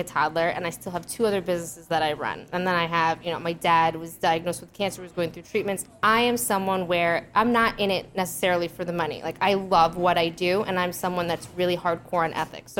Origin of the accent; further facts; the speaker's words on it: New York, United States; I'm from New York